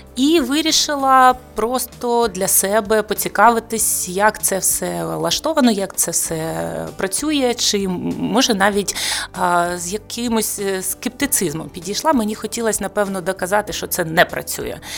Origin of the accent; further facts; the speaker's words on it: Mariupol, Donetsk Oblast, Ukraine; moved away as an adult; ми з Маріуполя, втратили будинок